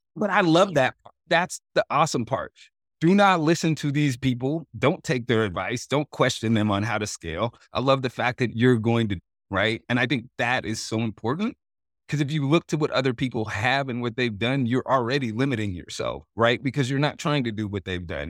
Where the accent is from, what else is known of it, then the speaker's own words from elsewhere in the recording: Oregon, United States; I grew up in Oregon